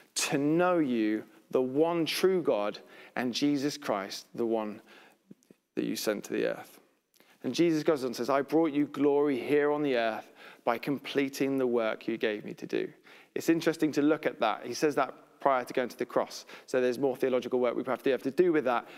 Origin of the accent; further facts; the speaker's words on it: United Kingdom; we're British